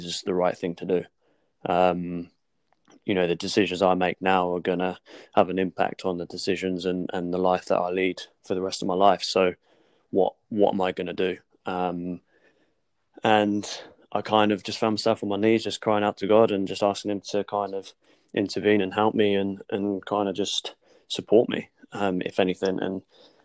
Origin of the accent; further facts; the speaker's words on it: Portsmouth, South East England, United Kingdom; moved away as an adult; now in London, United Kingdom; I moved away from Portsmouth. I moved away from my family church that I grew up